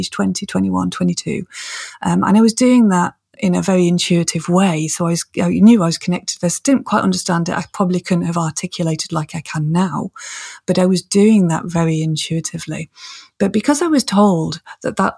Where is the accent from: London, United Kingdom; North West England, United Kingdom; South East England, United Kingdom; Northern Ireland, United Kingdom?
North West England, United Kingdom; Manchester; moved away; also born or lived in Scotland; I was born and brought up in Manchester in the depths of the city.